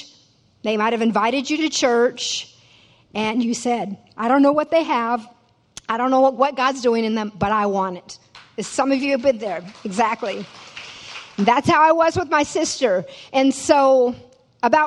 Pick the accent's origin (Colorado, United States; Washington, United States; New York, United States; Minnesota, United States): Washington, United States; Tacoma, Washington / Fox Island, United States; moved away as an adult; also born or lived in Fox Island, Washington; now in Louisiana, United States; But I was born in Tacoma, Washington. It's about 30 miles south of Seattle. And lived there till I was 8 years old when my father decided to move about 45 minutes outside of town to a house on a little island called Fox Island.